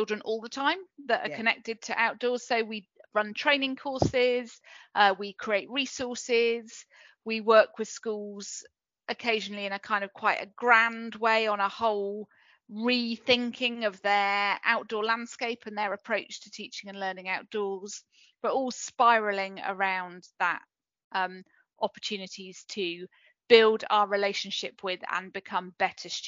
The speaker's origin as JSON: {"language": "English", "area": "Cornwall", "region": "South West England", "country": "United Kingdom", "tie": "born or raised there", "also_born_or_lived": "Bristol", "said": "I'm from Cornwall, so I was brought up here"}